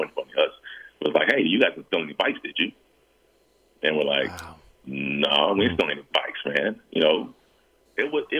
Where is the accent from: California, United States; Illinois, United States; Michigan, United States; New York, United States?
California, United States; San Diego; we're from San Diego, like inner city San Diego